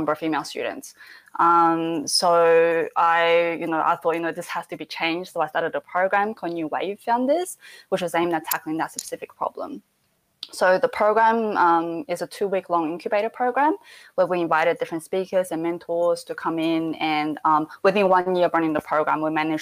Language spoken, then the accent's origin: English; Adelaide, South Australia, Australia; moved away as an adult; now in Sydney, Australia; I grew up in Adelaide, so I started a charity with my best mate back in Adelaide